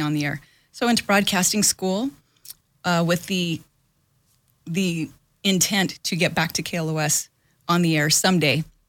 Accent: Los Angeles, California, United States; born and raised in Los Angeles

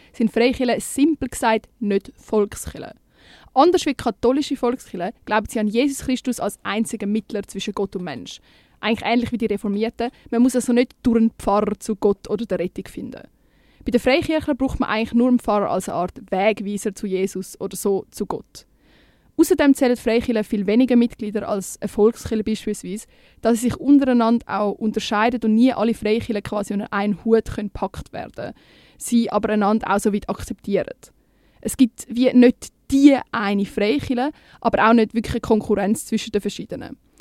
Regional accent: Winterthur, Zurich, Switzerland; Bei uns Zwinti

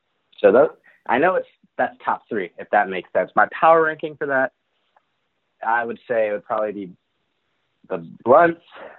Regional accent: Hollywood, Florida, United States; also born or lived in Boston; I'm from Hollywood. I'm from Broward County, South Florida.

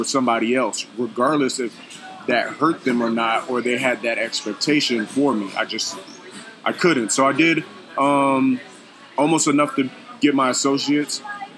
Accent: Phoenix, Arizona, United States; born there; Yeah, I was actually born in Phoenix.

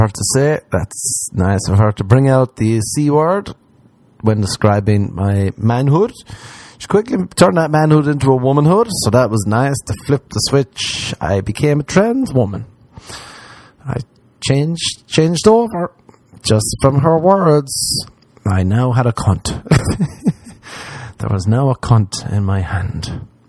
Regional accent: Ireland; moved away; I'm from Ireland

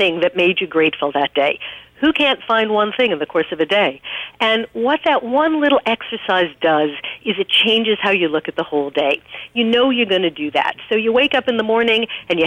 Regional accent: New York, United States; I'm from New York

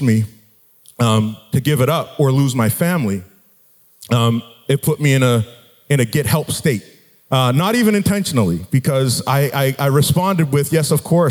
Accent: Halifax, Nova Scotia, Canada; I grew up in Halifax, Nova Scotia

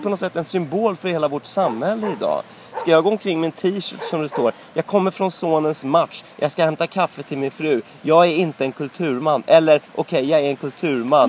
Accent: Sweden; jag var svensk

